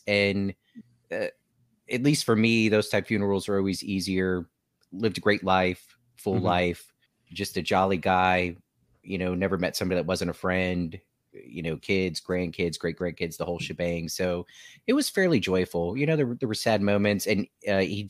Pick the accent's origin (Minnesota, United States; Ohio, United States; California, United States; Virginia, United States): Virginia, United States; Newport News; We're all from Newport News